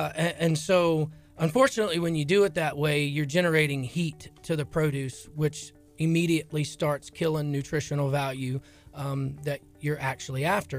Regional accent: Lake Charles, Louisiana, United States; So I'm from Lake Charles. The original store is in Lake Charles.

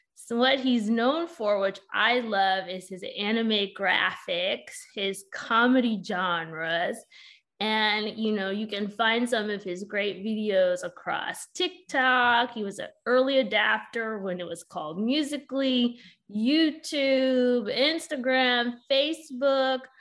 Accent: California, United States; I'm originally from Cali too

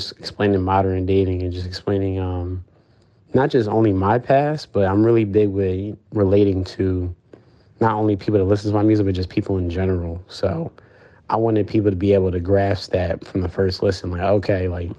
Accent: Lumberton, New Jersey, United States; also born or lived in Marlton, New Jersey; I grew up, I was born in Marlton, New Jersey, so in South Jersey, but I've been living in Lumberton, New Jersey all my life

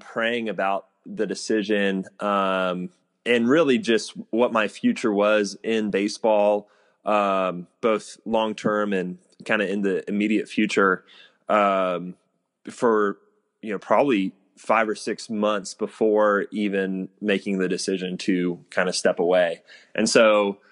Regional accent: Houston, Texas, United States; I grew up in Houston.

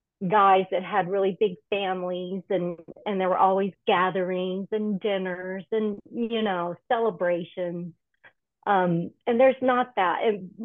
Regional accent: Pine Bluff, Arkansas, United States; moved away as an adult; also born or lived in Mojave Desert, California; now in Los Angeles, United States; in the South, I grew up in Arkansas, Pine Bluff, Arkansas

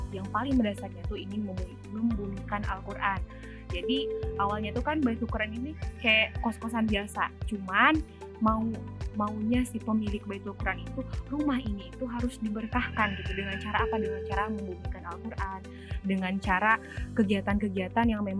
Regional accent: Garut, West Java, Indonesia; Aku tuh berasal dari Garut ya, dari Garut.

